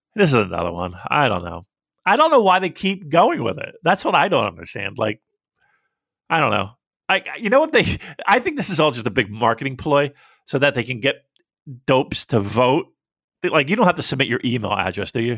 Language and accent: English; United States; as an American